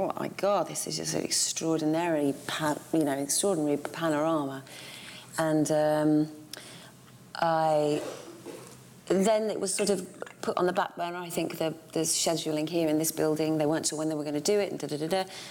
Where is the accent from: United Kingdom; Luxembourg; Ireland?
United Kingdom; growing up in Hazy Middlesex